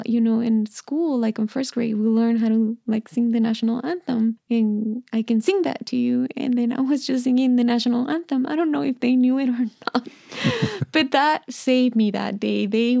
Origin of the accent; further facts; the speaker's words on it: Mexico; And I was like, I'm from Mexico.